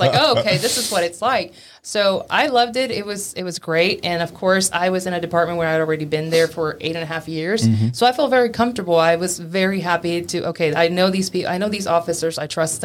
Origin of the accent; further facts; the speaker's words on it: Laredo, Texas, United States; moved away as an adult; now in San Marcos, United States; I am originally from Laredo, Texas. I was born and raised there, but I actually spent a lot of my summers in Mexico